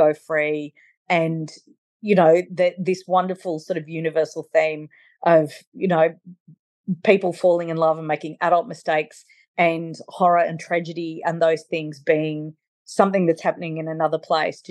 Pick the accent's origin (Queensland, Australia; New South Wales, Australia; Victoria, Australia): New South Wales, Australia; Sydney; accent: bogan; I grew up in Sydney and I was 11 years old